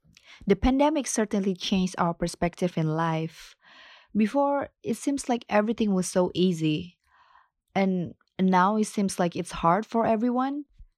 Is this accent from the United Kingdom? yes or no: no; Indonesia; English is a second language; I'm from Indonesia and I live in Bali.